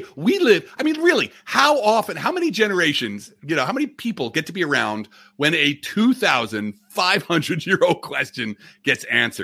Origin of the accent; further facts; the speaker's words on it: New Jersey, United States; I'm from Jersey, as you can, you know, New York Mets here, you know, I'm tri-state ethnic